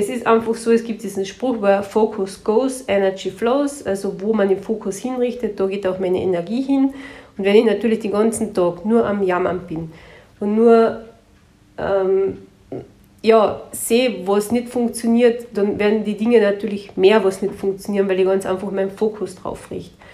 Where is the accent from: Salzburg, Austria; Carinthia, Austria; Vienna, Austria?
Carinthia, Austria; Bei uns in Kärnten heißt Tschentschen oder Sempern